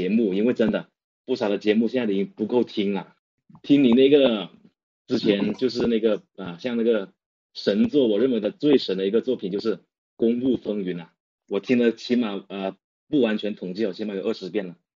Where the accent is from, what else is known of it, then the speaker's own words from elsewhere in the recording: Guangdong, China; 对，我是南方的，我是广东的。